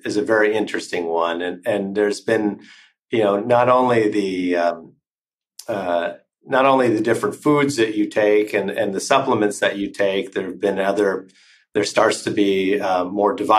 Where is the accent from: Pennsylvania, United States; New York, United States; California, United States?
California, United States; now in Switzerland; I'm originally from California